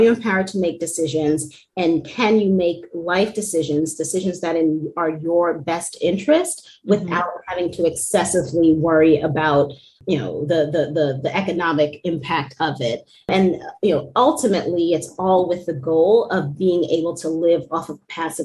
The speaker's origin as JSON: {"language": "English", "region": "New York", "country": "United States", "tie": "born or raised there", "said": "I'm born and bred in New York"}